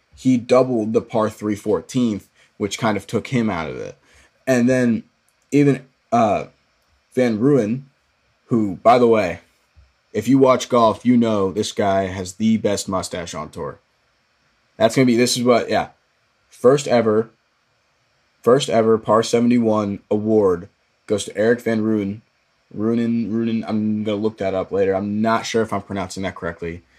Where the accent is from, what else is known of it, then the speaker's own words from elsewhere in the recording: Dallas, Texas, United States; Dallas area, my hometown